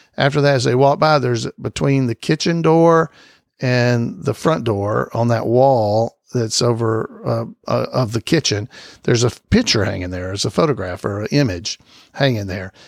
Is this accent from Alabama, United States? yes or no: yes; Alabama, United States; I'm from Alabama